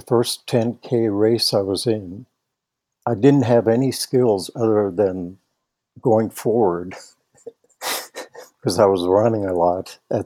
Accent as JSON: {"language": "English", "country": "Netherlands", "tie": "born or raised there", "moved": "yes", "lives_now": "Nederland, Colorado, United States", "said": "I grew up in the Netherlands"}